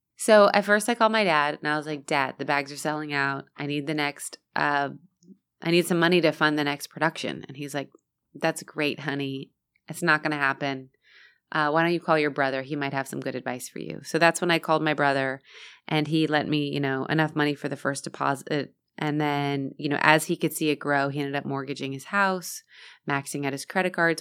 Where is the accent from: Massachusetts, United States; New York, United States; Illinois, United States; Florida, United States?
Florida, United States; also born or lived in San Diego, California; I was first in San Diego, and then we moved to Florida